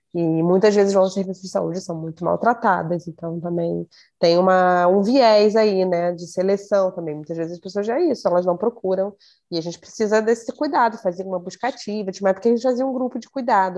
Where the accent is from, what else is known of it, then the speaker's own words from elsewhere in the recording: Rio de Janeiro, Brazil; Eu sou, sou da Zona Norte do Rio de Janeiro, mas Nunca morei numa favela